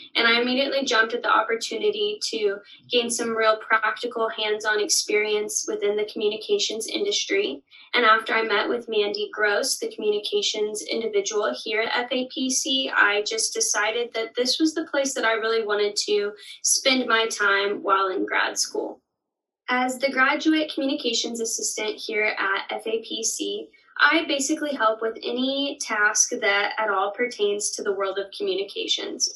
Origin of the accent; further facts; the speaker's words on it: Denair, California, United States; moved away as an adult; now in Stillwater, United States; I'm originally from Denair, California, but after coming to OSU